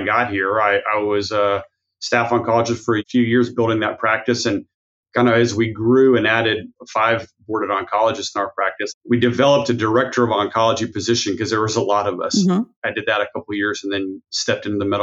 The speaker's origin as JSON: {"language": "English", "region": "Texas", "country": "United States", "also_born_or_lived": "Albuquerque, New Mexico / Dallas, Texas", "said": "I'm from Texas."}